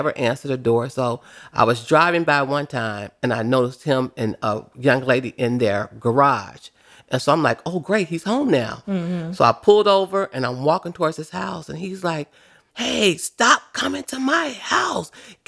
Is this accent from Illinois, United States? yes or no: yes; Chicago, Illinois, United States; I grew up in West Pullman